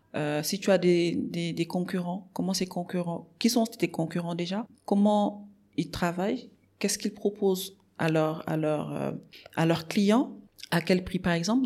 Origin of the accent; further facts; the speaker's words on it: Dakar, Senegal; also born or lived in Morocco; je suis sénégalaise. Euh, j'ai grandi à Dakar